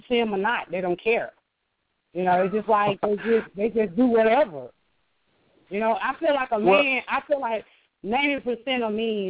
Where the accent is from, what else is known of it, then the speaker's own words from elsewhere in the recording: Atlanta, Georgia, United States; I'm from Atlanta, Georgia.